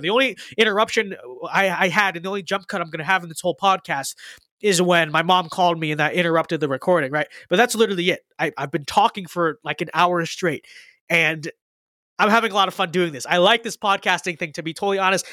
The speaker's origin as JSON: {"language": "English", "country": "United States", "said": "I'm an American"}